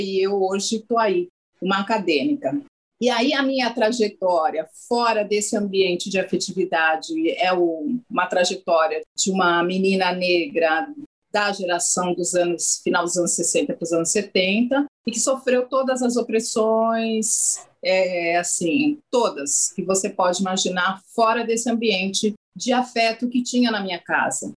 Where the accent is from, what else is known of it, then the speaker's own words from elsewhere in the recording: São Paulo, Brazil; also born or lived in Taboão da Serra; eu nasci em São Paulo, sou paulistana, eu nasci numa região de São Paulo, que é a região oeste, divisa com o município de Taboão da Serra.